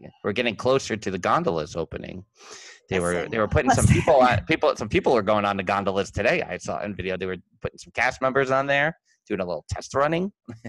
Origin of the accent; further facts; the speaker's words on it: Long Island, New York, United States; accent: Long Island; I am so much with my Long Island accent today.